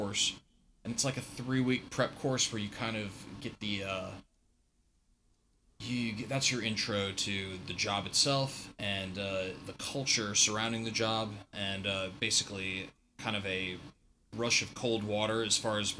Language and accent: English; Northern Virginia, United States; I grew up in Northern Virginia